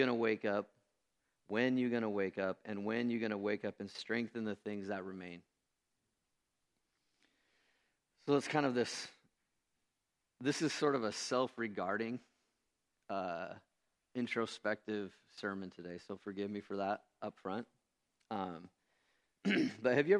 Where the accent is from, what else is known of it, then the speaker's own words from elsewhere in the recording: United States; also born or lived in Renton, Washington; I'm an American Christian.